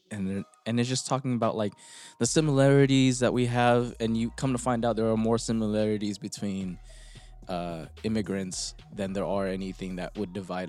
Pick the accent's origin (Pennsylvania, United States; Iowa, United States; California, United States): California, United States; El Monte; we grew up in El Monte, right?